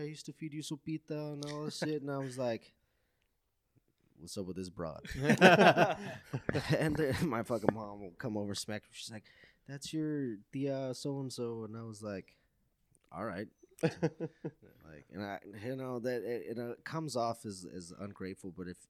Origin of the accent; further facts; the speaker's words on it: United States; a lot of us, especially here, that since the majority of our youth, we grew up in the States, and we really missed out on that family aspect.